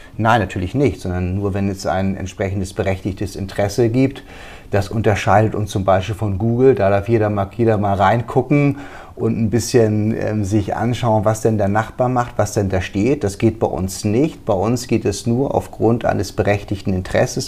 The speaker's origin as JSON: {"language": "German", "region": "Schleswig-Holstein", "country": "Germany", "accent": "Hamburger Schleswig-Holsteiner Dialekt", "moved": "as an adult", "lives_now": "Wiesbaden, Germany", "said": "als Holsteiner bin ich natürlich hier Migrant"}